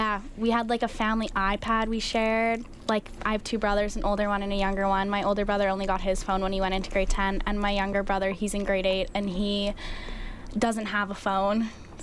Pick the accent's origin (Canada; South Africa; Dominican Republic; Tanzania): Canada; Edmonton, Alberta; also born or lived in California; I was born in Edmonton, lived in Edmonton for most of my life. I lived in California when I was younger for like a year.